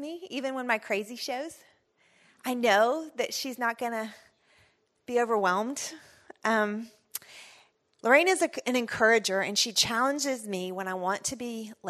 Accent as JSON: {"language": "English", "region": "Texas", "country": "United States", "said": "I'm from Texas"}